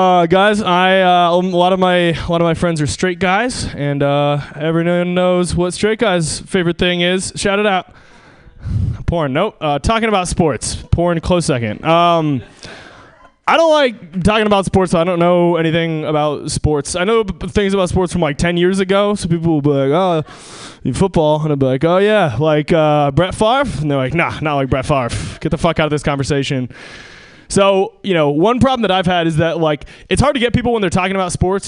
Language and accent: English; Seattle, Washington, United States; moved away; I'm from Seattle